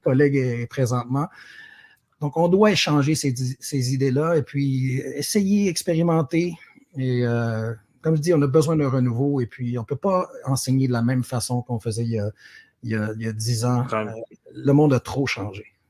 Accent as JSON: {"language": "French", "town": "Sherbrooke", "region": "Quebec", "country": "Canada", "tie": "born or raised there", "also_born_or_lived": "Montreal", "moved": "as an adult", "said": "je, suis, originaire de Sherbrooke. J'ai grandi euh, à Rock Forest"}